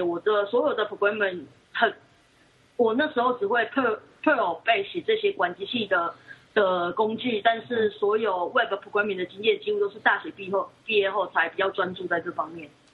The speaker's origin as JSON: {"language": "Chinese", "country": "Taiwan", "said": "我来自台湾"}